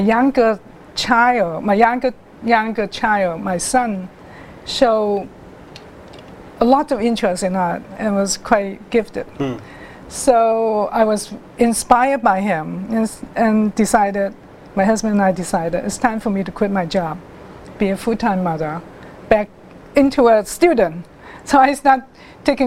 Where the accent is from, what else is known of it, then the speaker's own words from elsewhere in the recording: Hong Kong; also born or lived in China; I live in Hong Kong, grew up in Hong Kong. I was born in China, but I was living in Hong Kong since I was two.